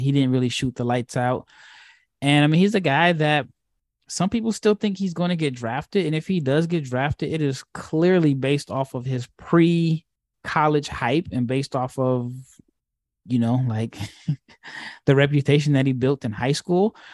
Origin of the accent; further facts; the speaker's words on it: Nebraska, United States; I'm from Nebraska